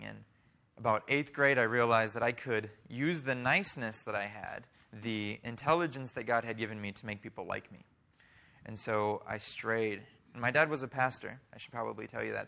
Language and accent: English; Oklahoma, United States; also born or lived in Iowa; We moved to Oklahoma when I was seven